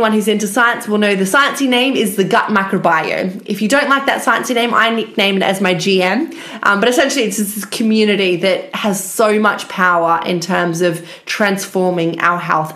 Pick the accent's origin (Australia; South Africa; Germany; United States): Australia; moved away as an adult; now in United Kingdom; I actually am Australian, but ended up in the UK after finishing my PhD